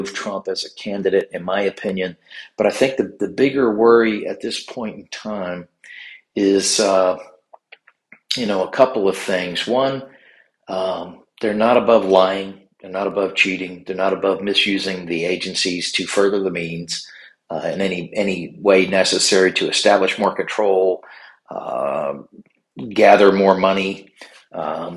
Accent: Virginia, United States; in Virginia, especially in my home state

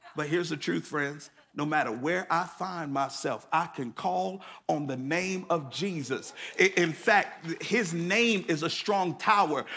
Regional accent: Connecticut, United States; now in Atlanta, United States; I grew up in Connecticut

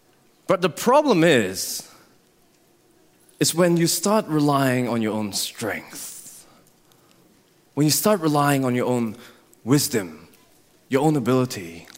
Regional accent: Singapore; born there; Well, as many of you know, I was born in Singapore to Christian parents.

